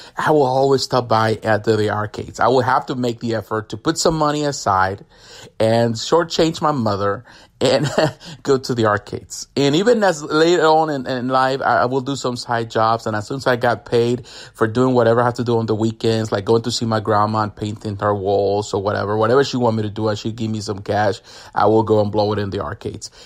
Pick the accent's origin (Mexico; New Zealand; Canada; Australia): Mexico; now in United States; I grew up in Mexico.